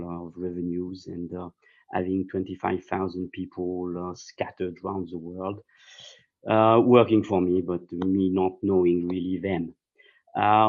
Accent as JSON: {"language": "English", "town": "Saint-Cloud", "region": "Île-de-France", "country": "France", "tie": "born or raised there", "also_born_or_lived": "London", "second_language": "English", "said": "I was not really connected with my home community in Saint-Cloud. I was a bit of a stranger in my hometown."}